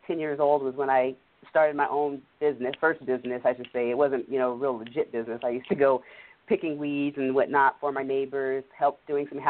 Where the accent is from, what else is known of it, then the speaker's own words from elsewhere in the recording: Washington, United States; we grew up here in Washington State, away from the core of both my mother and father's side, which were largely based there in the East Coast and the DMV area